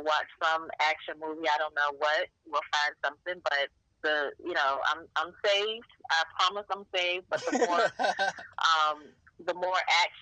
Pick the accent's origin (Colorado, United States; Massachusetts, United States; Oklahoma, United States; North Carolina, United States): North Carolina, United States; Fayetteville; My parents were military. I grew up in Fayetteville, North Carolina.